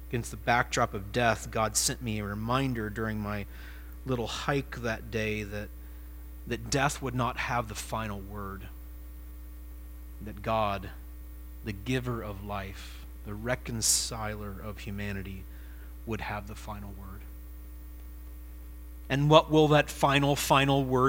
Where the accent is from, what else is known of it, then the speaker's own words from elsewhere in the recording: Ohio, United States; moved away as an adult; also born or lived in South Carolina; I'm an Ohioan. This was where I'm from, and this is where I belong